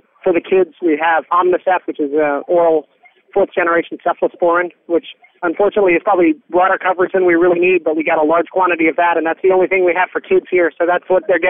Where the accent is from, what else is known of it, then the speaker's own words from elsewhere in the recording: California, United States; so I'm kind of used to earthquakes. It comes along with being a Californian.